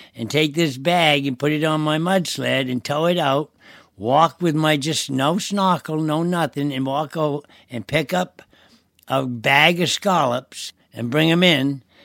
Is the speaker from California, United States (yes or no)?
no; Deer Isle, Maine, United States; I'm from Deer Isle, born and brought up in Deer Isle